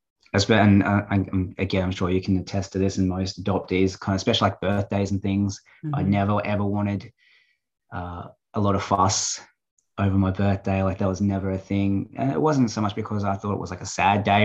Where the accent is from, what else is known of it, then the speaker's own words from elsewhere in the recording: Australia; also born or lived in Brazil; now in Gold Coast, Australia; I was born there, but I'm not really immersed in the culture